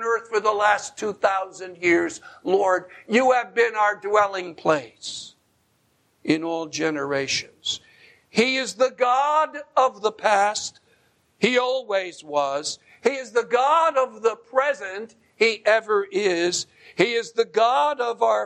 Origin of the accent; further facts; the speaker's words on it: Bergen County, New Jersey, United States; moved away; that little ranch house where I grew up in Bergen County, New Jersey